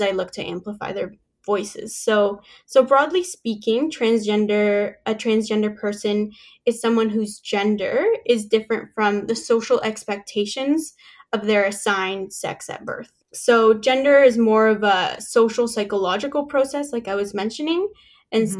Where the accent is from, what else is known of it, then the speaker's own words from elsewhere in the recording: Canada; also born or lived in Mexico / Kingston, Ontario; I was born in Mexico and I moved to Canada when I was seven years old